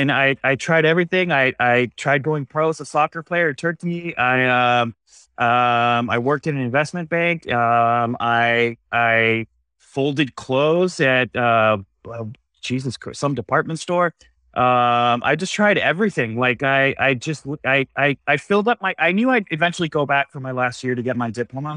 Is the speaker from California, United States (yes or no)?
yes; San Diego, California, United States; moved away as an adult; now in San Francisco, United States; I'm from San Diego